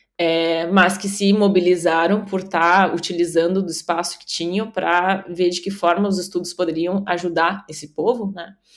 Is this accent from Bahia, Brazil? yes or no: no; Rio Grande do Sul, Brazil; estou aqui falando hoje do Rio Grande do Sul, da minha terra natal